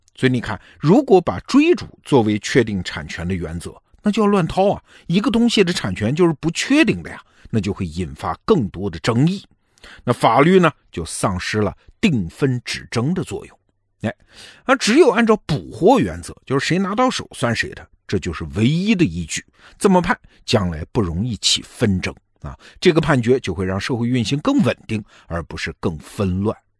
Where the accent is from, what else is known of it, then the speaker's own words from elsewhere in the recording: China; 对于我们中国人来说